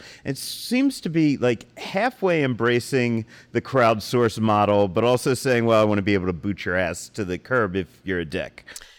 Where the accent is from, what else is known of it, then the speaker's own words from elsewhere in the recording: New Jersey, United States; I'm in from New Jersey, so yeah.